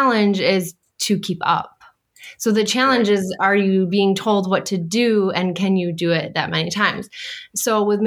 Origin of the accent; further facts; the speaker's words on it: Syracuse, New York, United States; moved away as an adult; now in Long Island, United States; We're from originally from Syracuse, New York, and we made our way down to Long Island in 2016